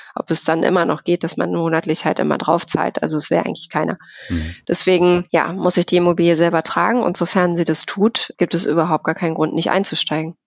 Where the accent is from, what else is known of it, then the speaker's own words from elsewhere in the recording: Berlin, Germany; Ich bin in Berlin geboren tatsächlich